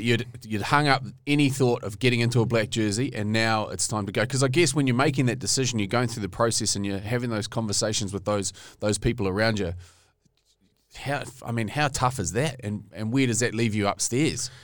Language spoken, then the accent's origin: English; Taranaki, New Zealand; I grew up in Taranaki